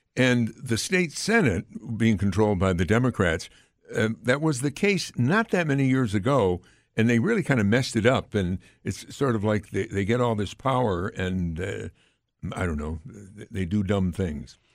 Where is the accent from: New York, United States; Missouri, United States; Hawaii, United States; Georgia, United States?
New York, United States; Amsterdam; Amsterdam is my hometown